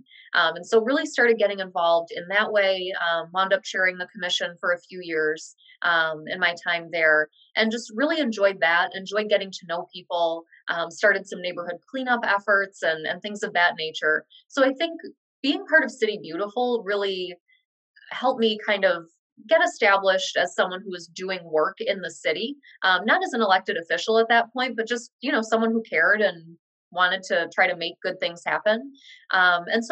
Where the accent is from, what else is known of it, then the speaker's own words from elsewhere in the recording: Dearborn, Michigan, United States; I did grow up in Dearborn on the east end of town